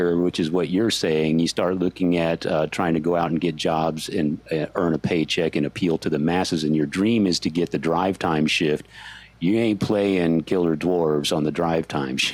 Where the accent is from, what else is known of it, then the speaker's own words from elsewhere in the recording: San Antonio, Texas, United States; I grew up in San Antonio